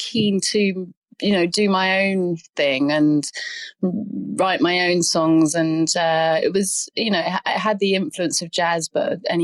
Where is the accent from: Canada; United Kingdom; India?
United Kingdom; Henley-on-Thames, South East England; my hometown, Henley